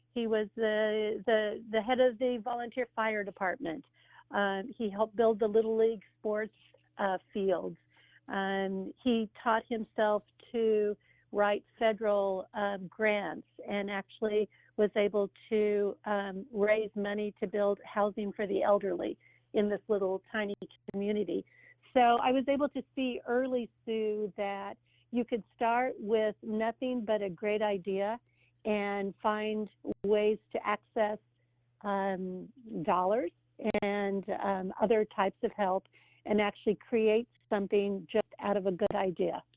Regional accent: Pittsburg, Kansas, United States; I grew up in a farm town uh, in what they would call Little Pittsburgh

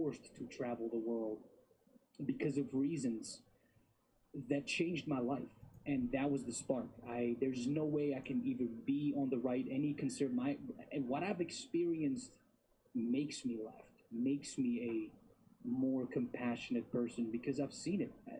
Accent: Bosnia & Herzegovina; moved away; I was born and raised in Europe and in a small country called Bosnia and Herzegovina

